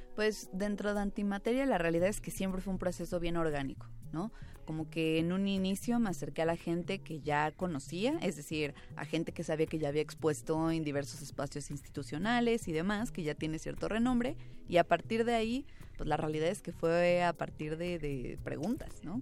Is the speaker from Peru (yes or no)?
no; Toluca, State of Mexico, Mexico; yo no soy de la Ciudad de México, yo soy de Toluca